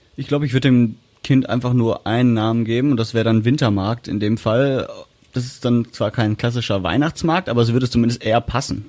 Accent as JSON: {"language": "German", "town": "Essen", "region": "North Rhine-Westphalia", "country": "Germany", "said": "als Essener"}